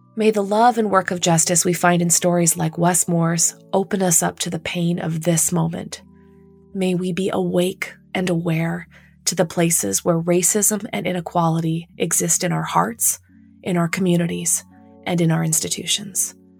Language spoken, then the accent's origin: English; Canada; now in United States; as a Canadian